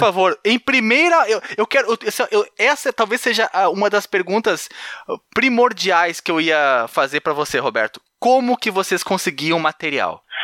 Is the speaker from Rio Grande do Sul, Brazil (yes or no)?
no; Barbacena, Minas Gerais, Brazil; quando eu era pequeno lá em Barbacena